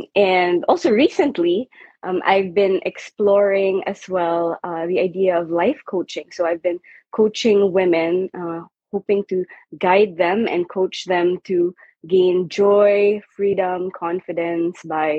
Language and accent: English; Manila, Metro Manila, Philippines; moved away; also born or lived in Vancouver, Canada / Lansing, Michigan; I was born and raised in the Philippines, in Manila. And I grew up in a Catholic home, went to an all-girls private Catholic school.